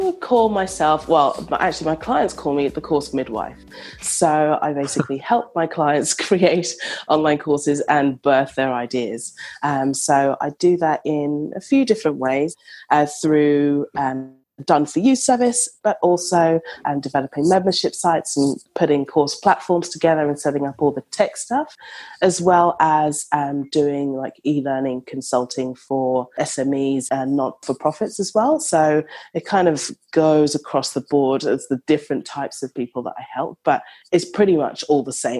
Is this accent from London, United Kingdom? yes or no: yes; London, United Kingdom; now in Australia; So I am from London, but I live in Australia.